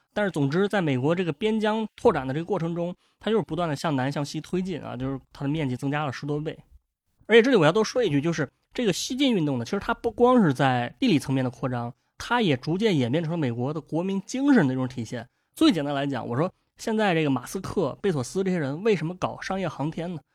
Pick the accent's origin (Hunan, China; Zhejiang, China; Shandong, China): Shandong, China; Dezhou; 作为一个本地人呢啊，我自己对德州还有另外一个印象